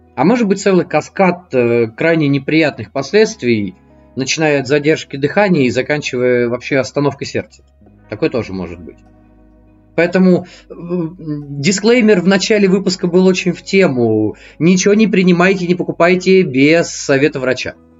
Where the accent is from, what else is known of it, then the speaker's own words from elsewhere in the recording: Moscow, Russia; also born or lived in Voronezh; мне 35, я из Москвы